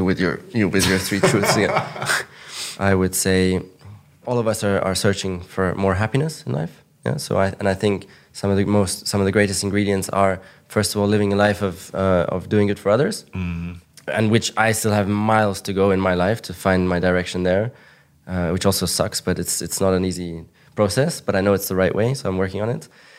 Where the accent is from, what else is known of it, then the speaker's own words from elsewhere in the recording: Monaco; English is a second language; I grew up in Monaco, which is one of the richest places in the world. And it's like a kind of rich cocoon, you know?